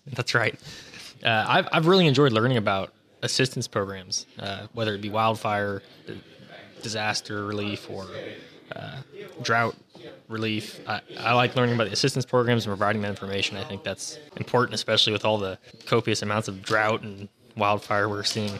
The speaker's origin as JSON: {"language": "English", "area": "Yolo County", "region": "California", "country": "United States", "said": "I'm from Yolo County and have a background in agriculture."}